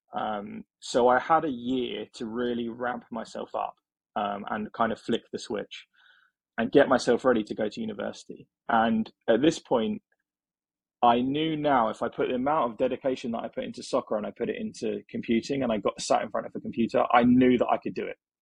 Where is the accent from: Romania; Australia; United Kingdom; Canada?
United Kingdom; England; born or raised there